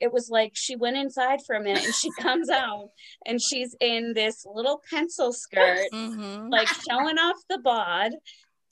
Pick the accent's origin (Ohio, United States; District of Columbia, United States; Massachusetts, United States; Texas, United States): Massachusetts, United States; small town south of Boston; now in New York, United States; I'm from a small town 20 minutes south of Boston